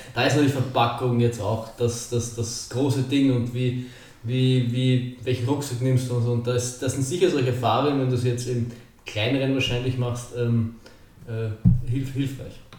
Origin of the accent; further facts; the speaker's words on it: Austria; bei uns in Burgersdorf